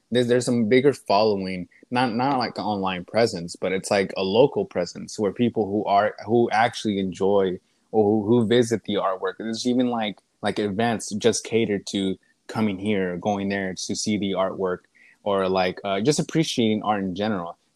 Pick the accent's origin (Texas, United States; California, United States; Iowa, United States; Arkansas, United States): Texas, United States; Lufkin; I'm from Lufkin, from? a small town. Me and Tyson are both like neighboring towns, so we we grew up.